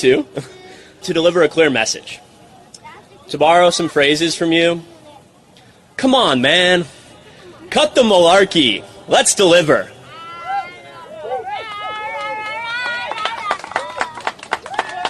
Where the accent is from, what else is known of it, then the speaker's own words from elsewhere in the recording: Kailua, Hawaii, United States; my home community that I grew up in, my hometown of Kailua on the island of Oahu in Hawaii